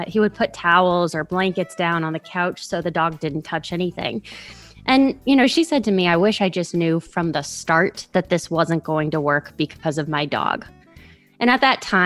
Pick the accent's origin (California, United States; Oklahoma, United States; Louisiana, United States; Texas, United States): Louisiana, United States; New Orleans; I'm from New Orleans, Louisiana